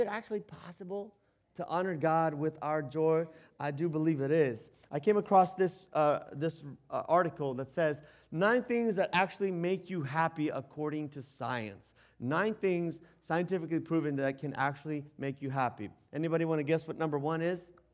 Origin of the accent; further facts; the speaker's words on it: United States; us Americans